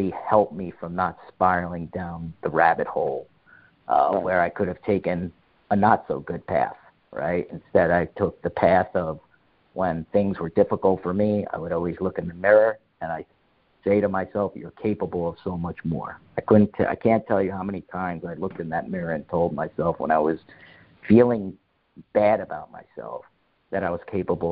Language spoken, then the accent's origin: English; North Brunswick, New Jersey, United States; I grew up in North Brunswick, New Jersey.